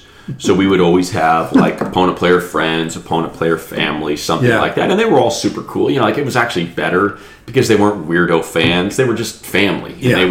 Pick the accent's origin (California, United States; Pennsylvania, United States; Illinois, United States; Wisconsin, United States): Illinois, United States; Chicago; now in Los Angeles, United States; That's how Dugan and I connected is because I'm from Chicago, so I'm coming out to LA.